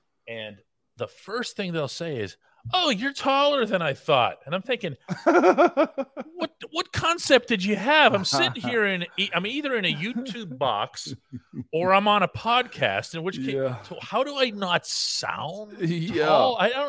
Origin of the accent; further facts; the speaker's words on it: Pittsburgh, Pennsylvania, United States; when I was there last summer to see family, I'm born and raised in Pittsburgh, but I went back.